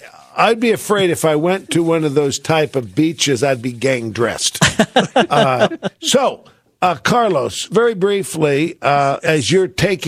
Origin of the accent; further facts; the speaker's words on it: England, United Kingdom; Trying to steal the Falkland Islands from my home country, England.